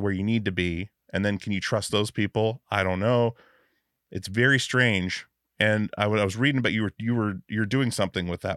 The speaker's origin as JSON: {"language": "English", "region": "Alaska", "country": "United States", "tie": "born or raised there", "moved": "yes", "lives_now": "Portland, United States", "said": "I grew up in Alaska, so like, I've been in Portland since 2000"}